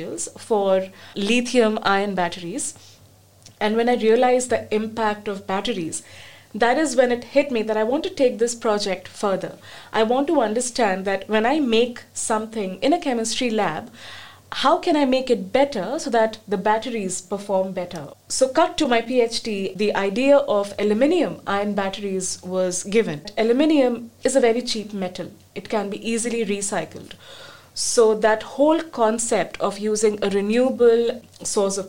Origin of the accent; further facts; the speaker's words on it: India; moved away; I come from India